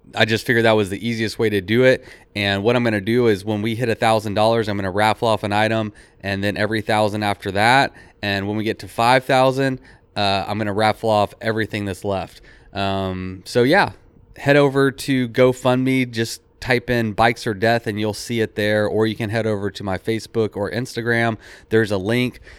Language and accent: English; Texas, United States; I'm from Texas